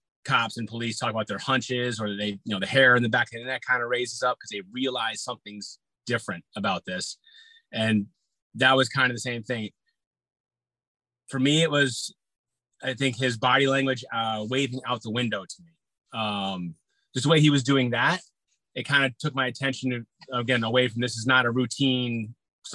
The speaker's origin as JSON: {"language": "English", "region": "Massachusetts", "country": "United States", "tie": "born or raised there", "moved": "as an adult", "lives_now": "Connecticut, United States", "said": "I was a police officer in my hometown first. I had to go through the academy for that. I was up in Mass."}